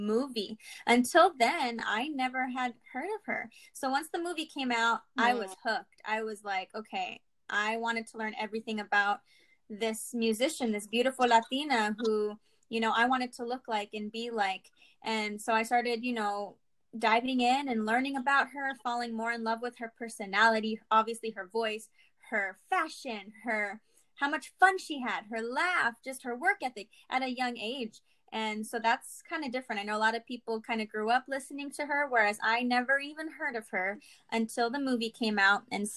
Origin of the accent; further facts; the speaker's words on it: Arizona, United States; also born or lived in Los Angeles, California; born and raised in Arizona.